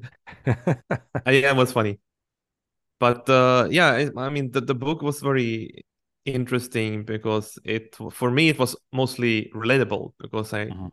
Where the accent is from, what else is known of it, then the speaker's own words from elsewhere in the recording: Sweden; moved away as an adult; I'm from a traditional working class family, I would say, in a small town in Sweden